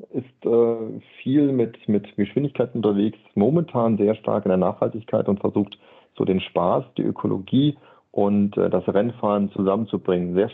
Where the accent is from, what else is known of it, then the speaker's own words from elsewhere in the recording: Berlin, Germany; am Sonntagnachmittag in Berlin, ich bin in Berlin groß geworden, habe mir die Zeitung genommen